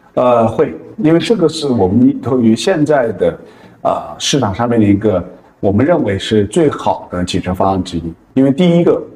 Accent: Hunan, China; 我们是哦。湖南， 湖南人

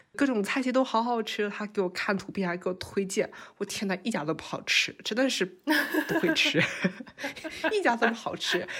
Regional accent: Yangzhou, Jiangsu, China; moved away; also born or lived in Hong Kong; 我是扬州人

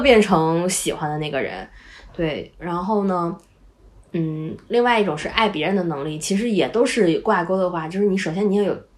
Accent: Northeast China, China; 我们家就是东北嘛

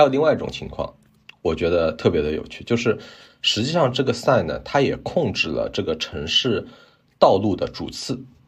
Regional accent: China; now in Canada; 我们中国人

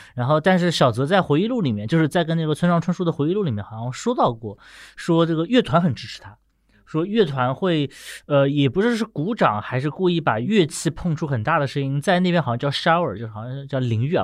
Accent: Nanjing, Jiangsu, China; 我出生地南京

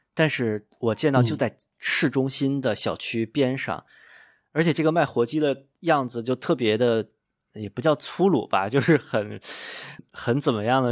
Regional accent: Beijing, China; 作为北京人，可能我稍微遗留一点的北京基因

